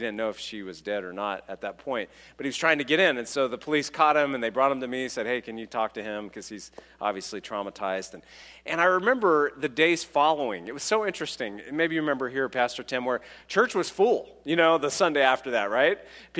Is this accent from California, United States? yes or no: yes; California, United States; So when I was a child, I grew up in California, and my friend, I was a city guy, but my friend had some land